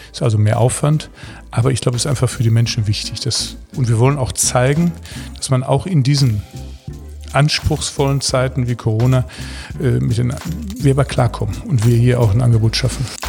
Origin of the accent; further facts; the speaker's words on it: Ruhr area, North Rhine-Westphalia, Germany; Aber meine Heimat, das Ruhrgebiet, liegt mir sehr am Herzen.